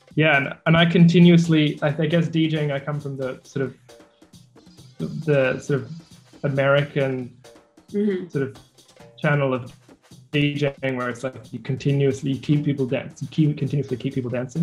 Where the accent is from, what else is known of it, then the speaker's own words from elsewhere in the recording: Sydney, New South Wales, Australia; I'm from Sydney, Australia